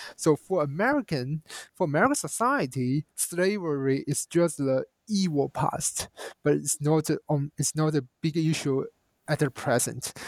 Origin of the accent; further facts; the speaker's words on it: China; as a Chinese national and growing up in China